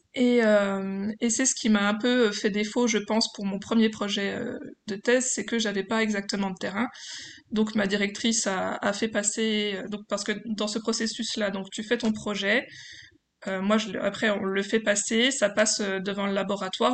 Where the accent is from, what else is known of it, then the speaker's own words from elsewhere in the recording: Besançon, Bourgogne-Franche-Comté, France; je viens de Besançon en Franche-Comté.